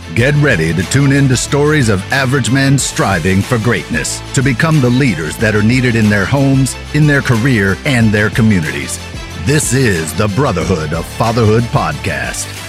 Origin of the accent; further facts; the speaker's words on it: Philadelphia, Pennsylvania, United States; We grew up in the Philadelphia area